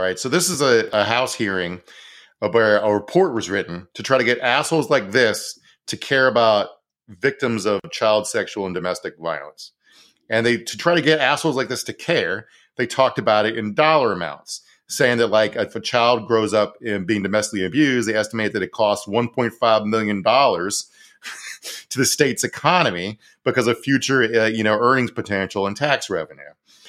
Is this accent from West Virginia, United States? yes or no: no; Minnesota, United States; I like it as a Minnesotan, so he made sure to include Norwegians.